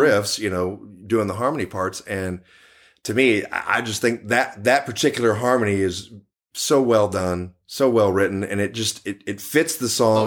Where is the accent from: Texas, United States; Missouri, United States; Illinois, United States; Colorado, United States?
Texas, United States; Dallas; Born and raised in Dallas, Texas.